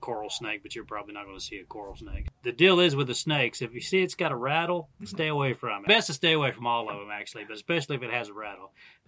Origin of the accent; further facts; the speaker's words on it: Dallas, Texas, United States; now in Texas, United States; I grew up in Dallas-Fort Worth